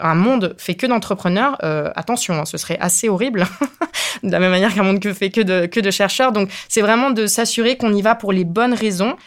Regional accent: Spain; now in France; je suis espagnole

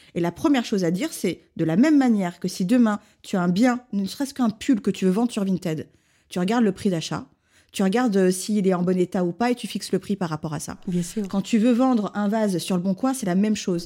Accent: Lyon, Auvergne-Rhône-Alpes, France; je suis lyonnaise

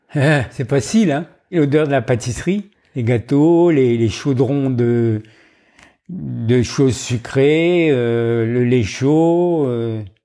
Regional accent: Montdidier, Hauts-de-France, France; moved away; also born or lived in Roubaix / Marseille / Dijon / Dakar; J'ai grandi dans la pâtisserie de mon père à Montdidier, dans la Somme

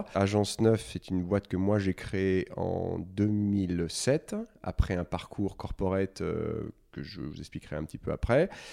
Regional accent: Lyon, Auvergne-Rhône-Alpes, France; moved away as an adult; Je viens de Lyon, j'ai fait ma prépa HEC euh, chez les Maris, qui est un, lycée assez connu là-bas

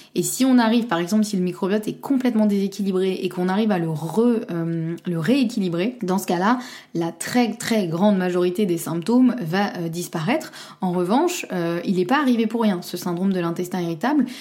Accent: Normandy, France; je suis normande et fière de l'être

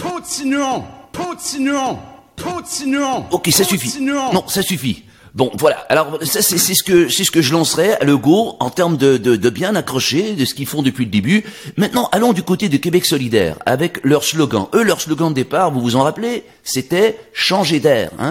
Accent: France; now in Canada; Bref, je suis un Français tout à fait québécois.

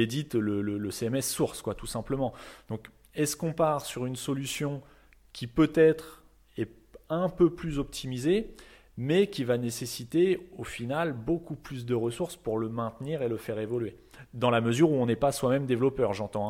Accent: France; nous en tant que Français

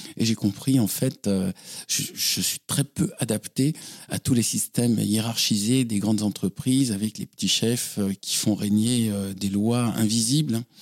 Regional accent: Toulouse, Occitania, France; moved away as an adult; also born or lived in Paris; Je suis né à Toulouse, dans le centre-ville, et plus précisément près de la cathédrale Saint-Étienne. Et j'ai dormi tous les soirs en entendant les cloches de la cathédrale

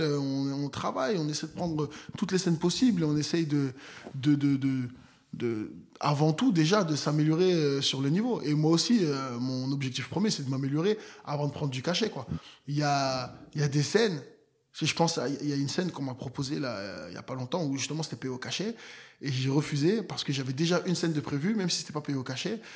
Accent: Nantes, Pays de la Loire, France; moved away; j'ai grandi à Nantes. Donc voilà, c'est là où j'ai grandi

